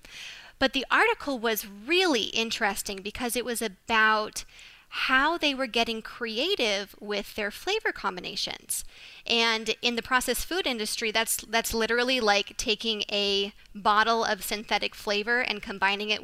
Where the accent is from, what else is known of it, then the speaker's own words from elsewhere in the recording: Phoenix, Arizona, United States; now in Austin, United States; I'm originally from Phoenix, but now I'm living in Austin, Texas